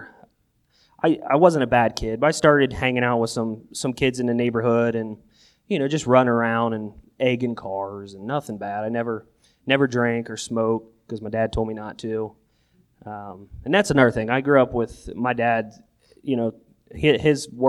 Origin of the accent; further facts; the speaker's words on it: Newark, Ohio, United States; also born or lived in Buckeye Lake, Ohio / Zanesville, Ohio; I grew up in Buckeye Lake till about the third grade, and then we moved to Zanesville for a couple years. Came back to Newark